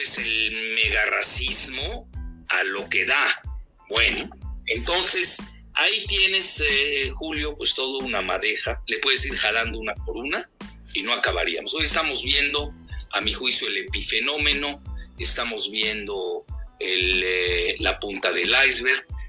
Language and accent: Spanish; Yucatán, Mexico; somos adictos los yucatecos